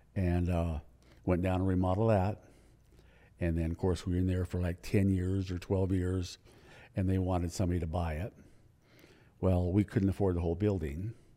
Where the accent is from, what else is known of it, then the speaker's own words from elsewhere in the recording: Livingston, Montana, United States; also born or lived in Billings, Montana / Spokane, Washington; now in Helena, United States; I was born in Billings, but I grew up in Livingston